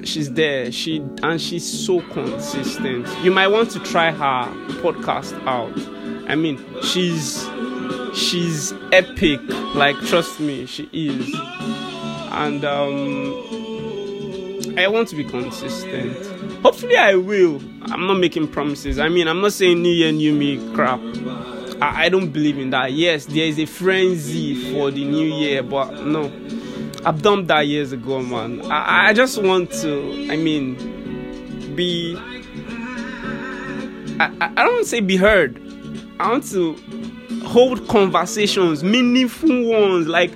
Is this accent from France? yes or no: no; Nigeria